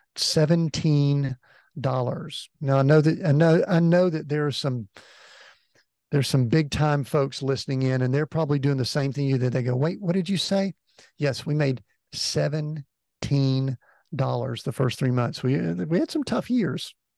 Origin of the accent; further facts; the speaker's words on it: Atlanta, Georgia, United States; moved away; I grew up in the Atlanta area, so right there where you are. And uh, so I'm an Atlanta native, spent the first 50 years of my life in and around the Atlanta area